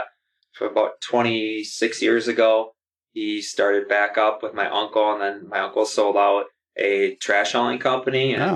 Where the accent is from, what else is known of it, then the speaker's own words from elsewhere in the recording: La Crosse, Wisconsin, United States; born and raised in La Crosse, Wisconsin, and still live here all but probably about 3 months of my whole life.